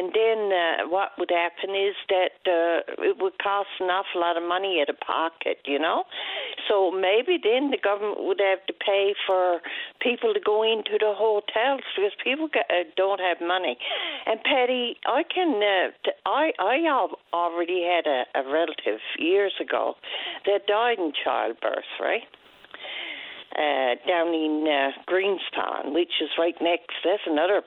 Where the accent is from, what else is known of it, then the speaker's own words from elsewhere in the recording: Wesleyville, Newfoundland and Labrador, Canada; I came from Wesleyville